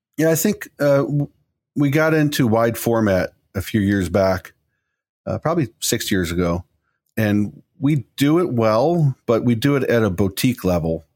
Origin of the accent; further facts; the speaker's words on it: Chicago, Illinois, United States; moved away as an adult; now in Pittsburgh, United States; I come from Chicago, and there's a laundry list of employees that that have, I used to work